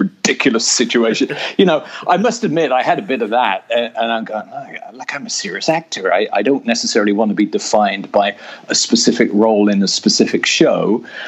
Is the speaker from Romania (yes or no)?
no; Oxford, South East England, United Kingdom; moved away as an adult; I was born in Oxford